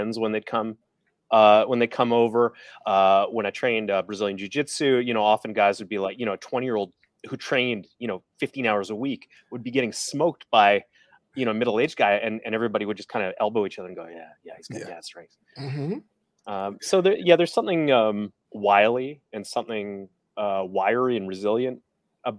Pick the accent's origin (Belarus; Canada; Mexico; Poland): Canada; Calgary, Alberta; now in Toronto, Canada; I'm from out west. I'm from Calgary, which is kind of like Texas, Canada